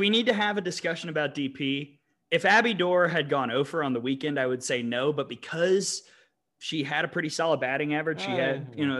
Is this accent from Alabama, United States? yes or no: yes; Birmingham, Alabama, United States; my hometown of Birmingham.